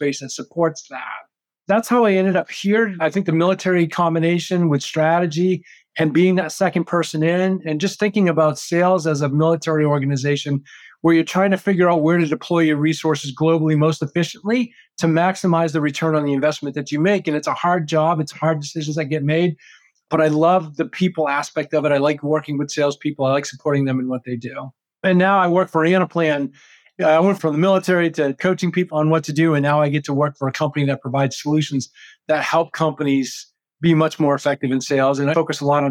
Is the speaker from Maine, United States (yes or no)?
yes; Maine, United States; moved away as an adult; I grew up in Maine